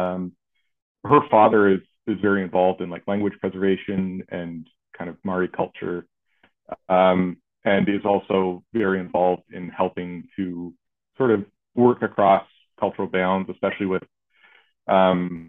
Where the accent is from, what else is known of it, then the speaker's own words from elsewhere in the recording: Toronto, Ontario, Canada; moved away as an adult; when I was born in the 80s, I was born in Toronto